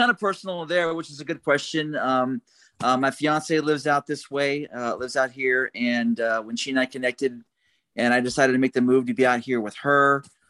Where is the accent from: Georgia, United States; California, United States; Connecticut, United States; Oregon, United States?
Oregon, United States; Portland; moved away as an adult; now in Huntsville, United States; Yeah, I grew up in Portland, Oregon. That's where I'm from.